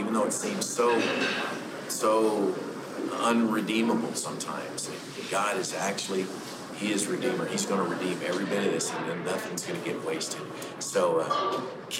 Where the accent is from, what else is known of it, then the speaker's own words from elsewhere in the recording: Paducah, Kentucky, United States; I'm from Kentucky, Paducah, Kentucky